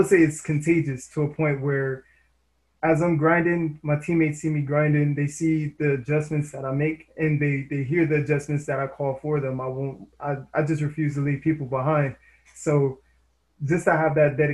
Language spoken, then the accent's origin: English; Indiana, United States; I'm from Indiana myself